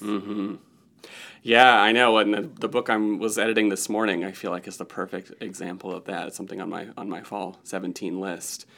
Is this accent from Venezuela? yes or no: no; Newnan, Georgia, United States; moved away as an adult; also born or lived in Chicago; I grew up in Noonan, Georgia, which is thirty miles south of Atlanta